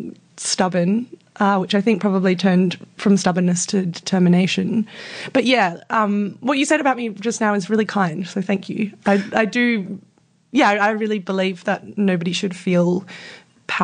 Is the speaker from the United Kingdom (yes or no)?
no; Fremantle, Western Australia, Australia; also born or lived in Newtown, Sydney / Marrickville, Sydney; now in Sydney, Australia; I grew up in Fremantle in WA.